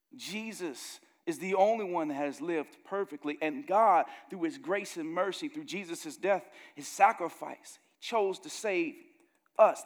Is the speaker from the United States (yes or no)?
yes; Gary, Indiana, United States; growing up in Gary, Indiana, the murder camp of the world when I was growing up there